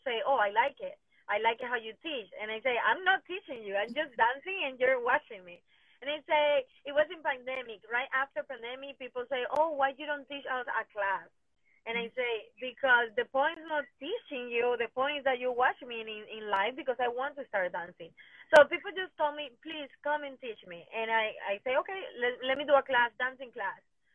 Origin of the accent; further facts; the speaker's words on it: Venezuela; English is a second language; moved away as an adult; now in United States; My parents are from Colombia, but I born and raised in Venezuela.